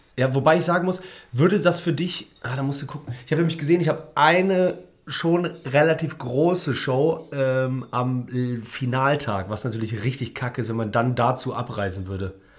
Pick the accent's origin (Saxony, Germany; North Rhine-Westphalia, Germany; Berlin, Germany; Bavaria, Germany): North Rhine-Westphalia, Germany; Cologne; als ja, Kölner